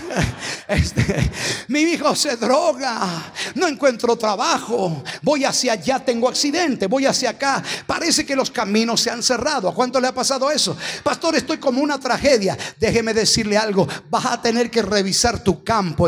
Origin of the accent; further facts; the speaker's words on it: Argentina; somos astutos los argentinos